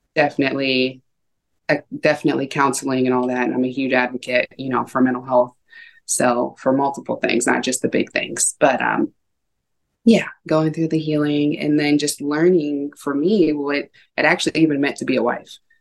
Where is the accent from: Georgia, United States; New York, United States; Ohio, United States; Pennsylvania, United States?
Ohio, United States; also born or lived in San Diego, California / California; now in Washington, United States; I grew up mostly in Ohio. Um, was born in San Diego, California, and I've lived in California twice as an adult.